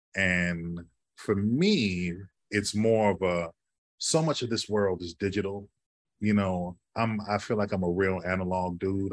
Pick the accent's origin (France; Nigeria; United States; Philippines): United States; Chicago, Illinois; now in New York City, United States; I grew up in Chicago